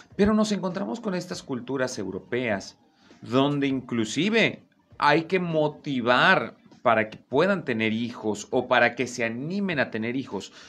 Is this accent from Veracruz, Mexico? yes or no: yes; Veracruz, Mexico; yo soy de Veracruz